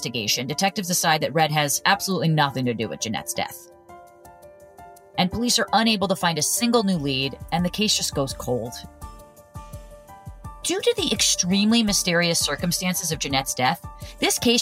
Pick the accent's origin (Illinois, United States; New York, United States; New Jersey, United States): New Jersey, United States; Growing up in New Jersey